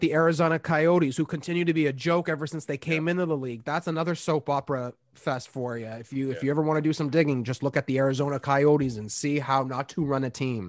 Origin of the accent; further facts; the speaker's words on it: Canada; me being the Canadian homer I am